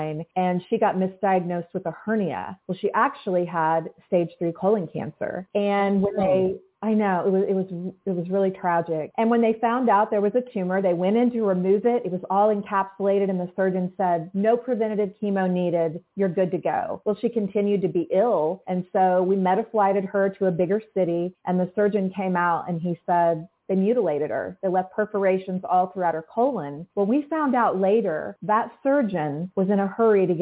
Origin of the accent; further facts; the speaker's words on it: Oklahoma City, Oklahoma, United States; I'm from Oklahoma City